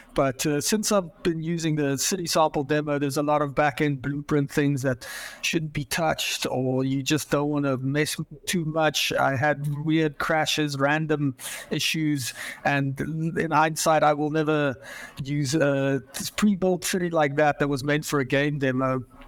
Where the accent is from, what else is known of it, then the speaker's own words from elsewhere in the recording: Johannesburg, Gauteng, South Africa; moved away as an adult; now in Portland, United States; I grew up in Johannesburg, South Africa. I was born there.